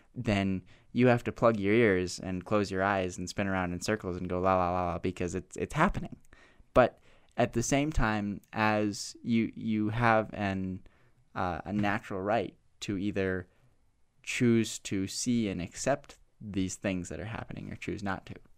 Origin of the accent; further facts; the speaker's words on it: United States; as an American white male